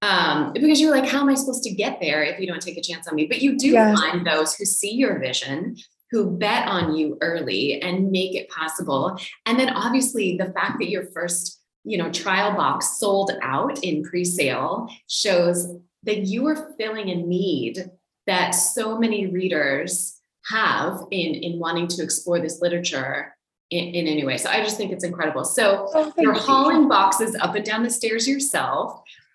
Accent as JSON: {"language": "English", "country": "United States", "moved": "yes", "lives_now": "Europe", "said": "I'm an American transplant into Europe."}